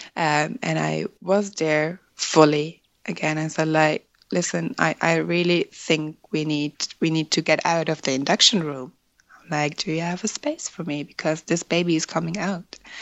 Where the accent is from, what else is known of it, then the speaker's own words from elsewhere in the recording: Germany; first language German; English is a second language; moved away as an adult; now in Ireland; I was born and raised in Germany uh, where I met my husband in 2009